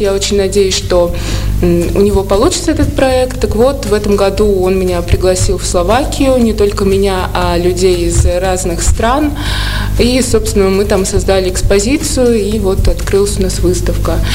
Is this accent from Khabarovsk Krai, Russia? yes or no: no; Saratov, Saratov Oblast, Russia; also born or lived in Saint Petersburg, Russia; now in Moscow, Russia; Я родилась в Саратове